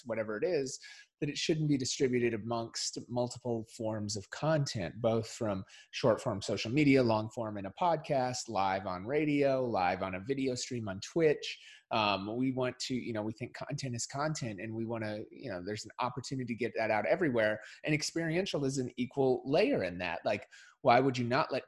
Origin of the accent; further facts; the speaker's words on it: Minnesota, United States; I grew up in Minnesota